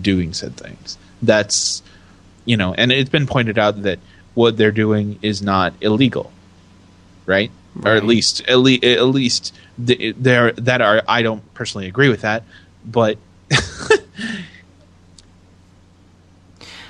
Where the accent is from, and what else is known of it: United States